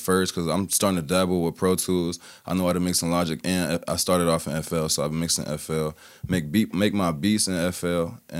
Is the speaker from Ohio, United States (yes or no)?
yes; Cincinnati, Ohio, United States; also born or lived in Blue Ash, Ohio; I was born in Cincinnati. I was actually born in a house that, I guess you could say, like, the Hills Collective kind of, like, formed in. Mm-hmm. And then I moved out to Blue Ash because my parents wanted me to, like, go to Sycamore.